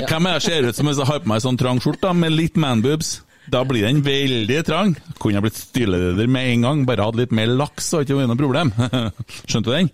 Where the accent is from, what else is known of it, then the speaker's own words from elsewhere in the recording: Fosen, Trøndelag, Norway; Jeg er fra Fosen